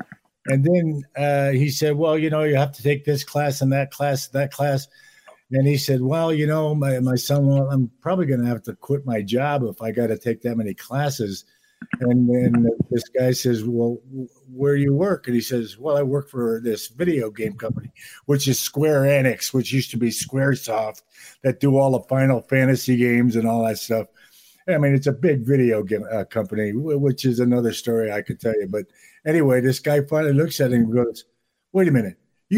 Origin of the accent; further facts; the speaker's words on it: Enfield, Connecticut, United States; I grew up in a little town called Enfield, right on the Massachusetts border.